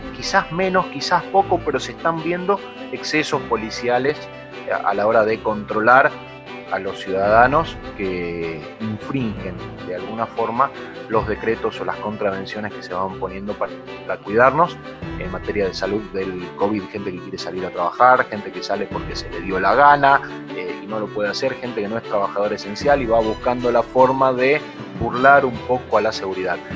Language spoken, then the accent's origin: Spanish; Salta, Argentina; en Salta, de donde soy yo